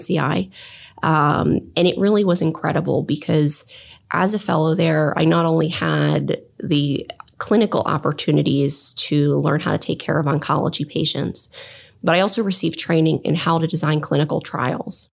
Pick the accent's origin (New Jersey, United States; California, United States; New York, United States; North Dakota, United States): New Jersey, United States; southern; moved away as an adult; also born or lived in Hartford, Connecticut; now in Columbus, United States; I grew up in southern New Jersey, um, right outside of Philadelphia